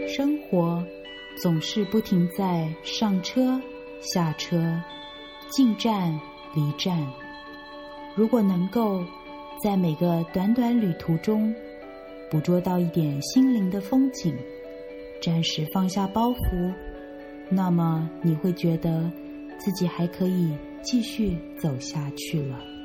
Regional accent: Hong Kong; Chinese is a second language; also born or lived in Zhongshan, Guangdong, China; 小学二三年级来的香港

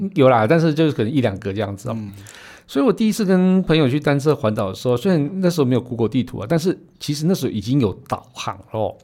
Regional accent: Yilan County, Taiwan; 我们宜兰人可以一只手撑伞，一只手骑摩托车

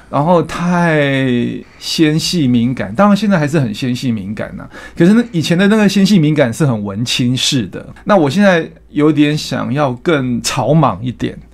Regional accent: Hualien, Hualien County, Taiwan; moved away; 民国五十年出生在花莲

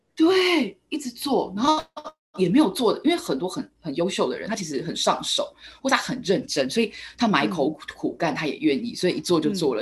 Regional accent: Taiwan; 我们台湾这边

